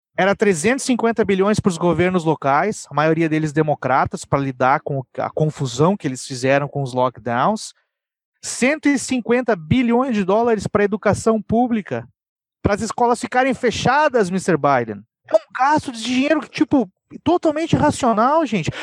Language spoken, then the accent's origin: Portuguese; Brazil; now in United States; eu sou brasileiro, tá? Eu sou da América do Sul.